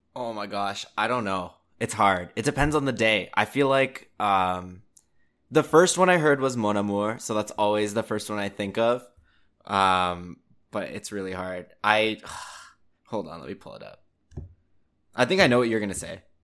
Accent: Canada; I think growing up in Canada

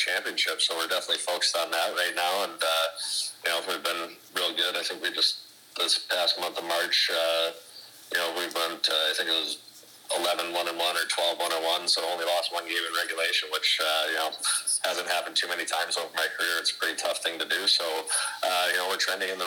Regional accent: Michigan, United States; Those are at least an hour drive from where I live

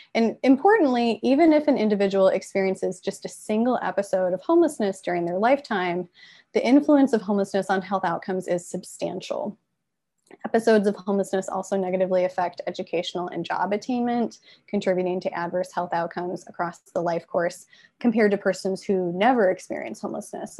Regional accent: Midwest, United States; I'm from the Midwest

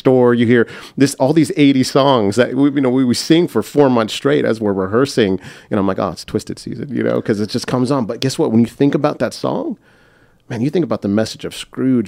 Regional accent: United States; I'm I'm American

